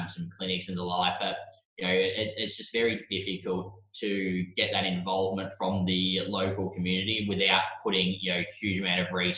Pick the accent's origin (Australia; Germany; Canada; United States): Australia; Kyabram, Victoria; moved away as an adult; also born or lived in Melbourne, Australia; now in Hong Kong; I'm from Kyabram. So I grew up in GVL Heartland